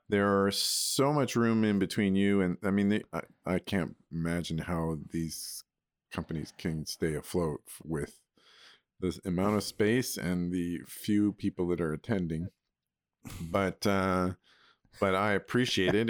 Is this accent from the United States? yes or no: no; Alberta, Canada; moved away as an adult; also born or lived in Spruce Grove / Toronto; I grew up in Alberta